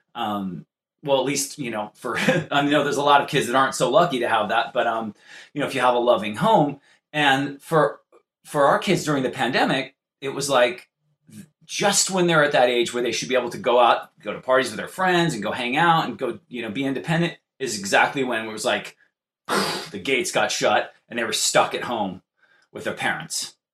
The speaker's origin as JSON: {"language": "English", "region": "California", "country": "United States", "said": "I'm from California."}